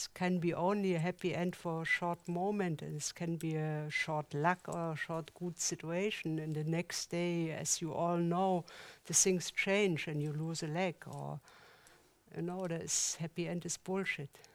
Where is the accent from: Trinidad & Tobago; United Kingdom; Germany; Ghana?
Germany; East Germany; English is a second language; moved away as an adult; also born or lived in Switzerland; now in Zurich, Switzerland; I come from the East Germany